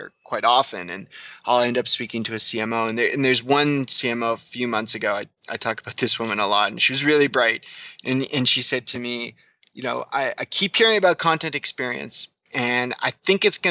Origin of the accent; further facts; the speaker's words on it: Canada; I'm Canadian